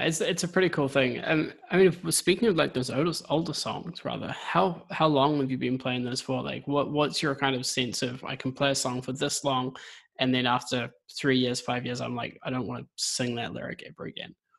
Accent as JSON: {"language": "English", "country": "New Zealand", "moved": "yes", "lives_now": "United Kingdom", "said": "I'm a Kiwi. I'm in the UK at the moment."}